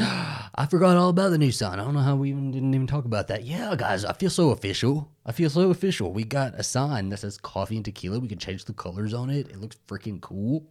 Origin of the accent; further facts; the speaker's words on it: Texas, United States; growing up in Texas, I, as a little gay Mexican boy